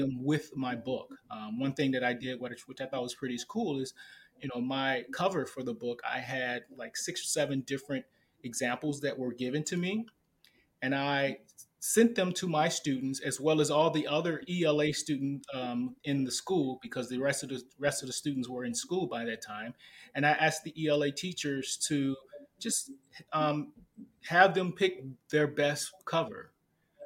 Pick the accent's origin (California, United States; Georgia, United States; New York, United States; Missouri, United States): Missouri, United States; St. Louis; I'm from St. Louis, Missouri